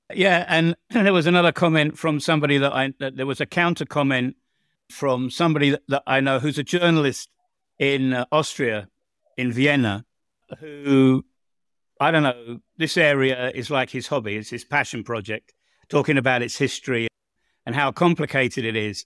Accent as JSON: {"language": "English", "region": "England", "country": "United Kingdom", "moved": "as an adult", "lives_now": "Croatia"}